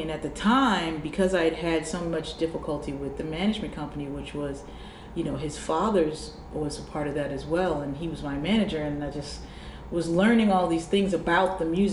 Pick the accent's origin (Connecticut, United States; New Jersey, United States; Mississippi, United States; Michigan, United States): New Jersey, United States; I was from New Jersey and I had my little rugged edge